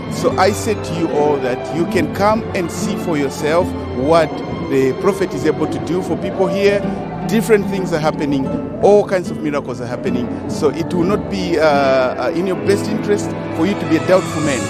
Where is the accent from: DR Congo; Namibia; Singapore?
Namibia; I'm coming from Namibia.